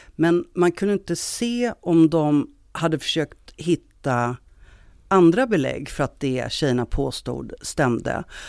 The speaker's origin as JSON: {"language": "Swedish", "town": "Stockholm", "region": "Stockholm County", "country": "Sweden", "moved": "as an adult", "lives_now": "Gothenburg, Sweden", "said": "Jag är från Stockholm, men jag har bott i Göteborg ganska många år nu."}